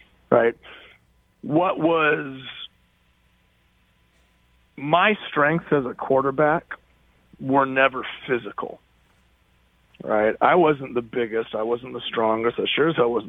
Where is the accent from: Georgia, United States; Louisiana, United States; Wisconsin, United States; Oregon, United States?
Oregon, United States; moved away as an adult; I'm from Oregon, and I left, and I've come back